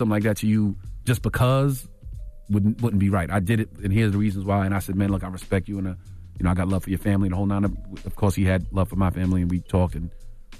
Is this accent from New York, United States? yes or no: yes; Brooklyn, New York, United States; I'm from here, too. Like, even though it's Long Island, I'm from here, too. I'm from Brooklyn.